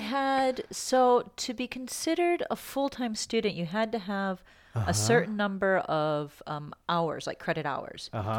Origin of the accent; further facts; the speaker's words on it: Michigan, United States; I'm from Michigan, right?